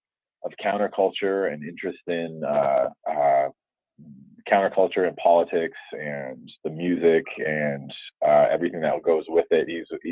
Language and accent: English; Montreal, Quebec, Canada; born there; Yeah, I was born in Montreal in Canada.